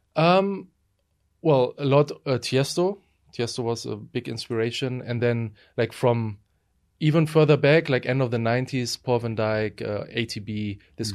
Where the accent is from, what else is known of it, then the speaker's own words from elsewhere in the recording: Essen, North Rhine-Westphalia, Germany; moved away as an adult; also born or lived in Berlin, Germany; now in Sofia, Bulgaria; I won uh, an award in my hometown Essen